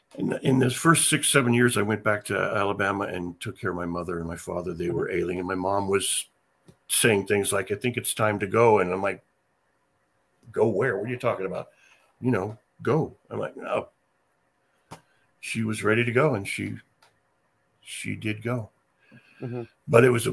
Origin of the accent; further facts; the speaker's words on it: England, United Kingdom; I don't have Indian in me. I'm just English.